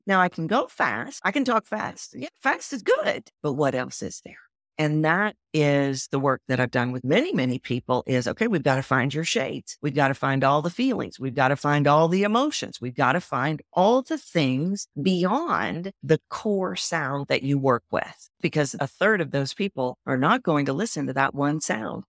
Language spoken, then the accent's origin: English; Texas, United States; accent: Texan; I sound Texan?